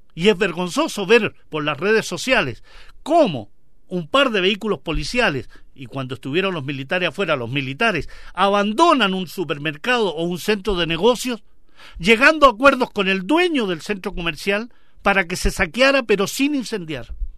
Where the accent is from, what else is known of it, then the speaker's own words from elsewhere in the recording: Chile; nosotros como chilenos